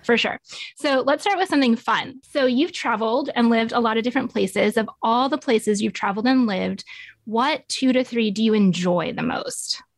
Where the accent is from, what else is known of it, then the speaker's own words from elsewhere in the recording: Nevada, United States; moved away as an adult; now in Tulsa, United States; So, I grew up in Nevada and moved out to Tulsa about twelve years ago